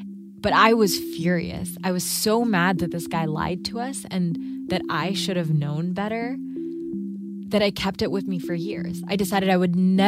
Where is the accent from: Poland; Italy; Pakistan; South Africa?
Pakistan; Karachi, Sindh; moved away; I grew up in Karachi, Pakistan